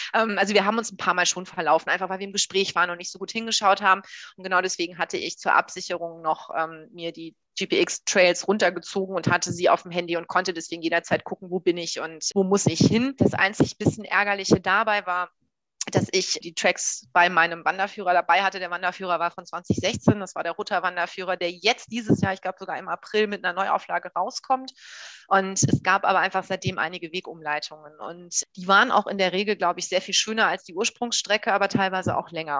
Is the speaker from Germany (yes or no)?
yes; Hamburg, Germany; ich komme aus Hamburg.